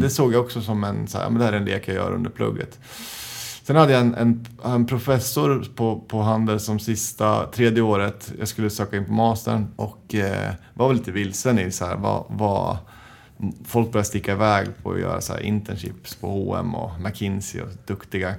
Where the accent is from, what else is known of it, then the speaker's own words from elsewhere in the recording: Njutånger, Gävleborg County, Sweden; jag växte upp i Njutånger som ligger söder om Hudiksvall, Hälsingland, tre timmar från Stockholm